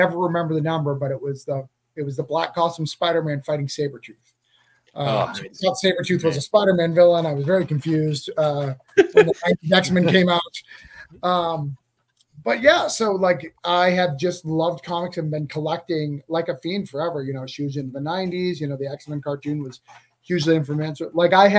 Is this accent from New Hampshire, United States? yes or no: yes; Rochester, New Hampshire, United States; now in Florida, United States; I'm from Rochester, New Hampshire